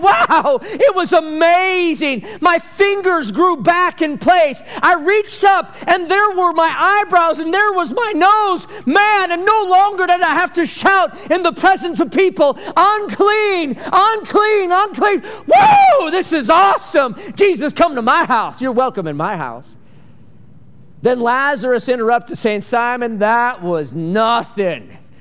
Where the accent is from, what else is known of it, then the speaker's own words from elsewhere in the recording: Michigan, United States; growing up in Michigan